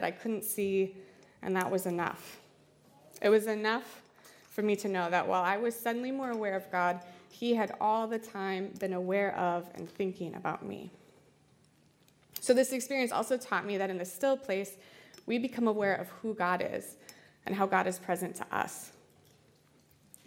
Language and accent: English; Iowa, United States; I'm from Iowa, so we only have like murky lakes and rivers